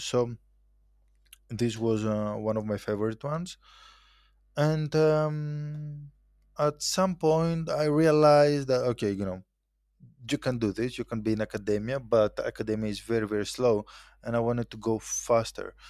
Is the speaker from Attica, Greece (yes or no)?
yes; Athens, Attica, Greece; moved away as an adult; also born or lived in Dubai; I was born and raised in Athens, uh, in Greece.